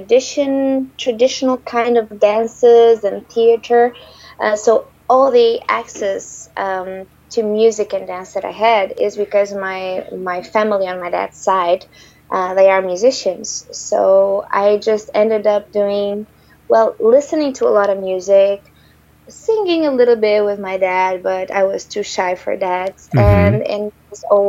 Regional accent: Terceira, Azores, Portugal; moved away as an adult; also born or lived in Lisbon, Portugal; So I was born in Terceira, which is an island in between Europe and the U.S., and Terceira is part of the Azores archipelago and is part of Portugal. I lived there until the age of 18

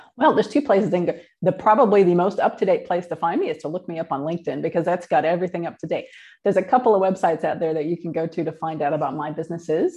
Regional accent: Midwest, United States; moved away as an adult; now in New Zealand; I was born in the Midwest in the United States and grew up in a pretty normal middle class family

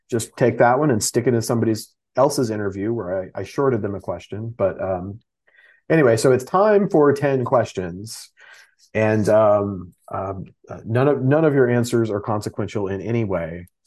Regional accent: Texas, United States; I'm from Texas

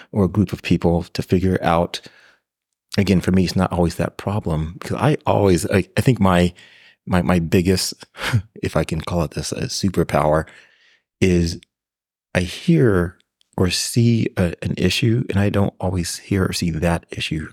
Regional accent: Pasadena, California, United States; third, fourth generation from Pasadena, California, and came through public schools. So, through Longfellow Elementary, Washington Middle School, John Muir High School

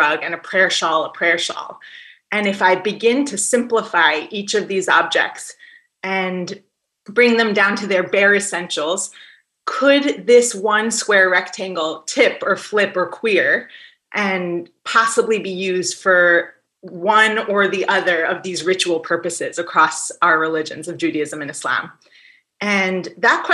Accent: Poughkeepsie, New York, United States; I grew up in Poughkeepsie, New York, and I was in eighth grade when 9/11 happened.

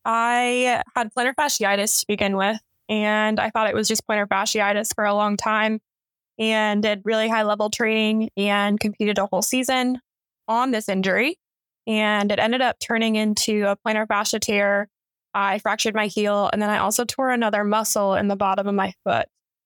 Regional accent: Colorado Springs, Colorado, United States; I grew up in Colorado Springs. My family is Air Force, so I moved around a little bit, but I call Colorado Springs home.

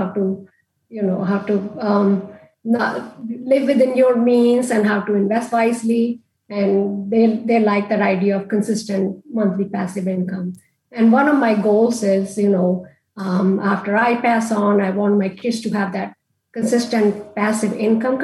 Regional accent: India; moved away; I grew up in India and in India, I grew up in a time where we didn't have credit cards

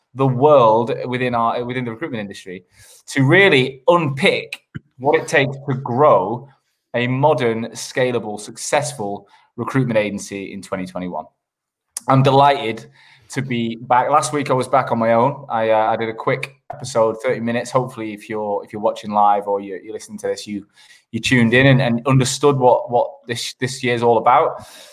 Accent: Manchester, North West England, United Kingdom; moved away as an adult; also born or lived in Sheffield / London / Australia; I grew up in Manchester in the, in the nineties

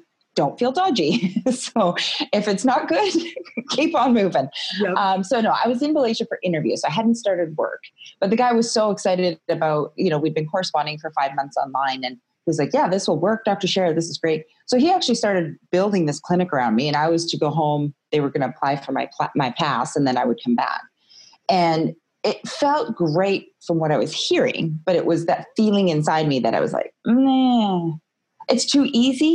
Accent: West Coast of Canada, British Columbia, Canada; moved away as an adult; also born or lived in California / Toronto, Canada; I grew up in the West Coast of Canada

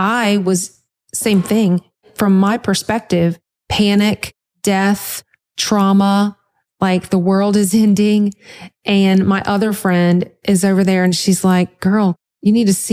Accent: Louisiana, United States; I'm from Louisiana

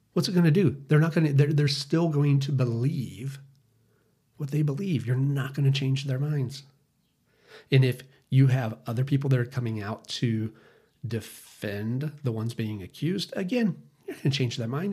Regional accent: United States; us as American citizens

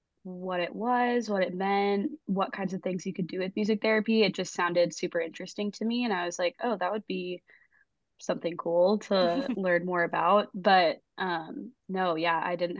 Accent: Houston, Texas, United States; moved away as an adult; also born or lived in Fort Worth, Texas; now in Nashville, United States; I'm from Houston, Texas, but I live in Nashville now

